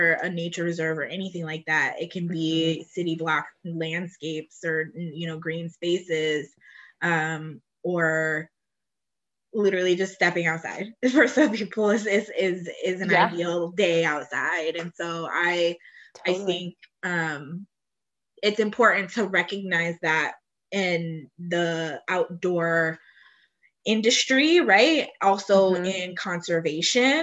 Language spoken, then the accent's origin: English; Cleveland, Ohio, United States; I'm from Cleveland and I am from a majority Black suburb